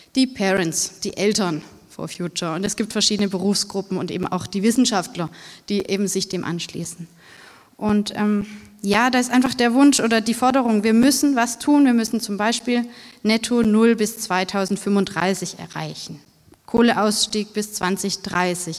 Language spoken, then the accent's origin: German; Bruchsal, Baden-Württemberg, Germany; in Bruchsal, wo ich herkomme